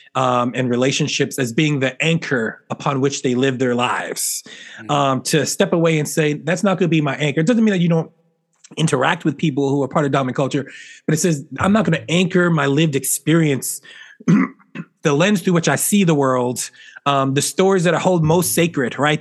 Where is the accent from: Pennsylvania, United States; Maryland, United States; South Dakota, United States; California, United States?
Pennsylvania, United States; Philadelphia; I grew up in Philly where you know it's a Eagles